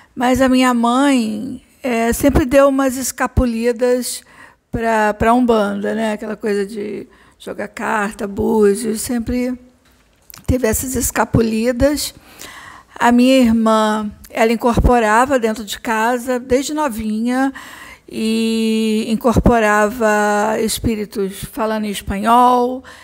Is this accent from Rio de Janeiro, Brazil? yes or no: yes; Barra Mansa, Rio de Janeiro, Brazil; moved away as an adult; now in Rio de Janeiro, Brazil; eu sou do interior, sou de Barra Mansa, e eu vim para o Rio de Janeiro estudar, então estou no Rio há muitos anos.